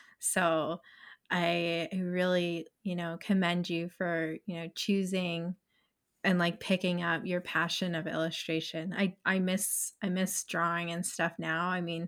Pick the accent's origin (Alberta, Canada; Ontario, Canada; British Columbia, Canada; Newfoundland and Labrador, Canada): Ontario, Canada; Stony Creek; also born or lived in Burlington; I'm originally from Stony Creek, but lived in Burlington for a while.